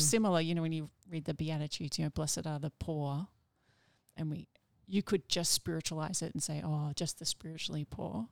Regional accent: Melbourne, Victoria, Australia; also born or lived in United States; I grew up in Melbourne

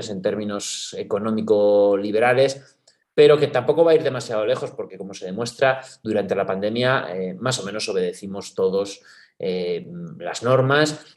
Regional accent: Spain; los españoles sabemos bien cuál es la cultura política sobre la que hemos montado el sistema institucional y constitucional

